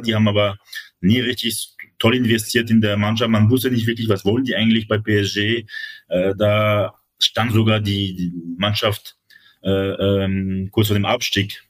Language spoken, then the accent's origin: German; Paris, Île-de-France, France; moved away; Also als gebürtiger Pariser war ich auch noch damals als Fan, in Anführungszeichen, äh, regelmäßig im Prinzenpark